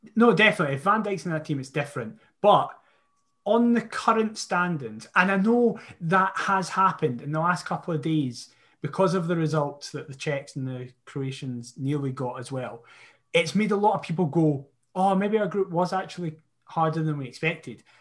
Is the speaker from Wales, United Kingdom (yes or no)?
no; Scotland, United Kingdom; I love being Scottish. I am Scottish, not British